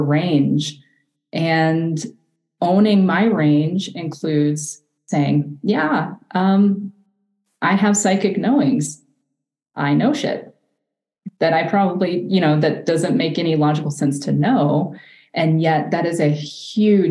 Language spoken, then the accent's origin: English; the South, United States; I grew up in the South